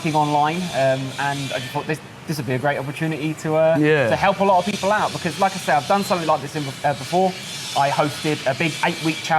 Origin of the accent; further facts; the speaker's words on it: Kent, South East England, United Kingdom; moved away as an adult; now in Pattaya, Thailand; I'm from Kent, so southeast of the UK. I moved to Pattaya about 10 days ago.